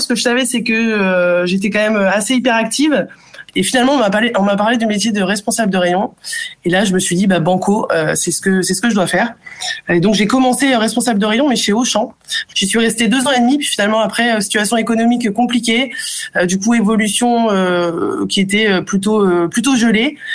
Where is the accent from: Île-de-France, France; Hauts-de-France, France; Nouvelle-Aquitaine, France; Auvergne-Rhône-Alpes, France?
Hauts-de-France, France; Bray-Dunes; also born or lived in Africa / Germany / Australia; now in Paris, France; je suis née, j'ai grandi en Afrique et je suis arrivée du coup en France à l'âge de euh, de 6 ans. Le choix de mes parents ça a été euh, d'aller dans la ville la plus au nord de France finalement dans une ville prénommée Brédune